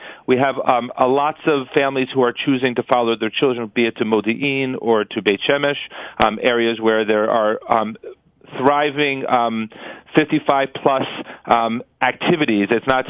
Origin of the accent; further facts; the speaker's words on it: New Jersey, United States; I'm from New Jersey